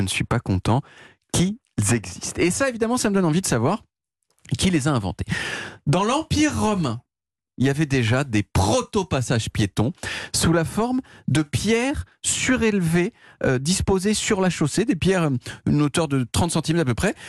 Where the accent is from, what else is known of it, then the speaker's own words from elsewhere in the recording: France; je suis français